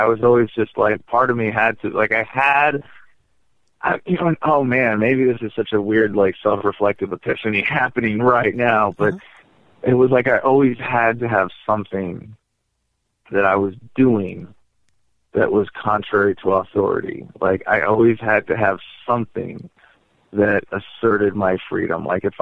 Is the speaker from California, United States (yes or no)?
yes; Bay Area, San Francisco suburbs, California, United States; I sort of grew up in the Bay Area, in nice suburbs of San Francisco, in between San Francisco and San Jose, San Mateo, Burlingame, Burlingame Hills, Atherton for a while